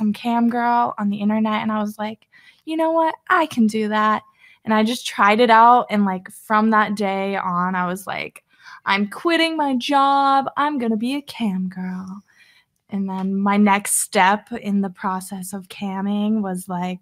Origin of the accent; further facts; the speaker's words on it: Pennsylvania, United States; I'm from good old Pennsylvania